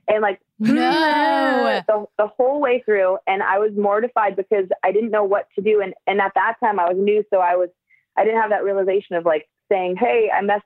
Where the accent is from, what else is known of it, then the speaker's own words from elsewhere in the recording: Southern California, United States; I'm from Southern California